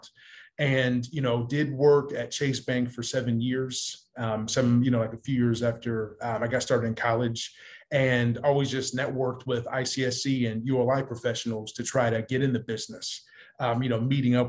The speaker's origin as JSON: {"language": "English", "town": "Columbus", "region": "Ohio", "country": "United States", "tie": "born or raised there", "moved": "yes", "lives_now": "California, United States", "said": "Columbus, Ohio, my hometown"}